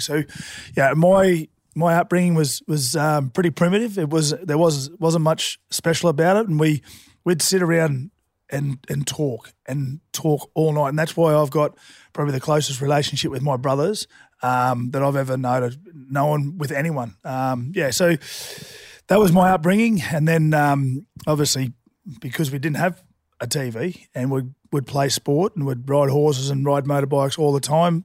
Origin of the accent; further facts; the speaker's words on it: Toowoomba, Queensland, Australia; I grew up in a little a little country town called Toowoomba